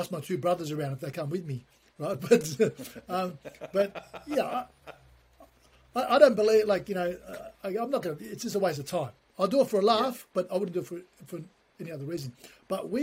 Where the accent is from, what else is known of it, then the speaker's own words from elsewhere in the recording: Australia; also born or lived in Ankara, Turkey; I'm from Australia. I was born in Turkey, but I came to Australia when I was 3 or 4, grew up in this country, educated here. So I'm Australian